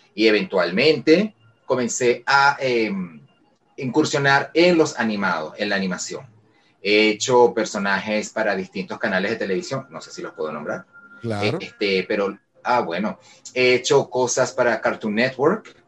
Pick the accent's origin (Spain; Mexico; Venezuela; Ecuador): Venezuela; Caracas, Capital District; yo soy venezolano, soy de Caracas, vivo en Caracas